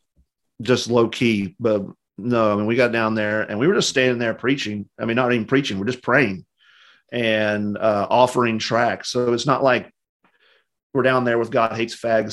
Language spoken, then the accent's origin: English; West Virginia, United States; moved away as an adult; also born or lived in Louisville, Kentucky; I'm from West Virginia originally, so kind of a country place, not a lot of big cities